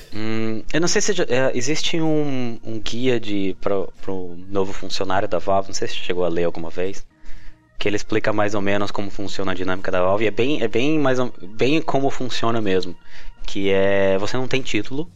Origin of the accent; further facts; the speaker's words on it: Botucatu, São Paulo, Brazil; moved away; Sou do interior de São Paulo